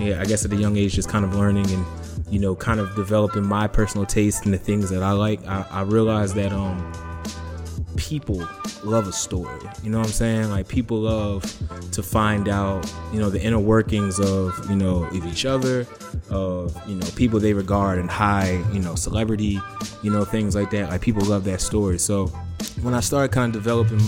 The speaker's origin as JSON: {"language": "English", "town": "Philadelphia", "region": "Pennsylvania", "country": "United States", "tie": "born or raised there", "said": "I'm originally from Southwest"}